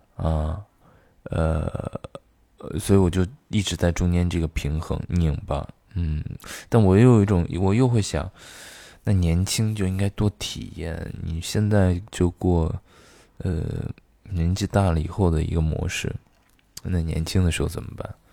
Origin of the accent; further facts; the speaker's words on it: Xi'an, Shaanxi, China; now in Beijing, China; 我的老家西安